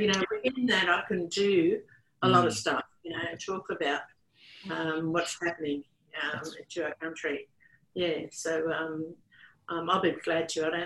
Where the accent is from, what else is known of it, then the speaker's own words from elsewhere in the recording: Gladstone, Queensland, Australia; now in Woorabinda, Australia; where I am living at the moment, I'm from Gladstone, but in Warrabindo